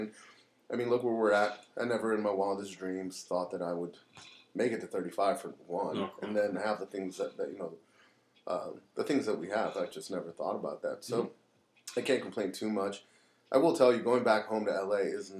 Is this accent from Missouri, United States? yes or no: no; Los Angeles, California, United States; now in Pennsylvania, United States; Los Angeles.